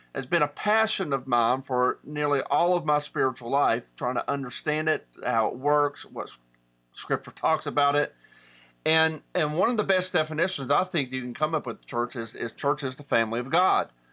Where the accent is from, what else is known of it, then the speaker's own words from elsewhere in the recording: Southern West Virginia, United States; I'm from Southern West Virginia, and in Appalachian culture